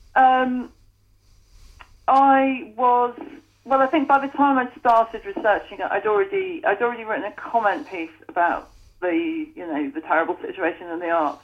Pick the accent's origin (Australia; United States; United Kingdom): United Kingdom; North Staffordshire, West Midlands; When I was 18, growing up in North Staffordshire